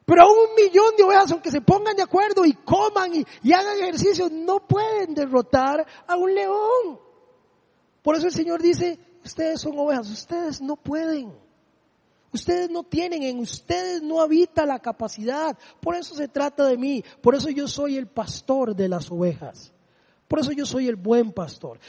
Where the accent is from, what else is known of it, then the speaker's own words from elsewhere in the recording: Desamparados, San José, Costa Rica; el polideportivo donde yo me crié allá en Desamparados